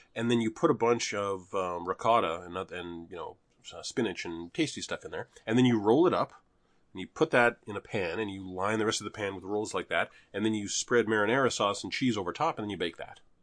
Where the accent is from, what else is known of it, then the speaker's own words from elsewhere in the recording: Canada; moved away; there was a time when we were the greenest city in Canada